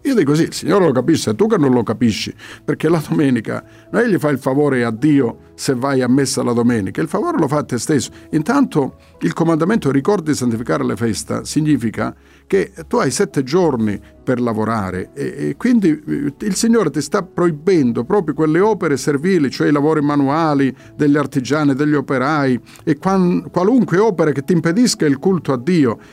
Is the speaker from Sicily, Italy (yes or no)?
no; Calabria, Italy; sono figlio di questa terra, sono anch'io calabrese